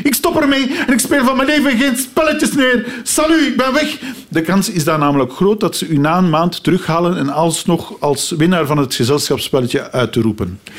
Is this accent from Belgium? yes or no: yes; Aalst, Flanders, Belgium; ik ben van Alst. Ik ga geregeld naar het carnaval in Alst.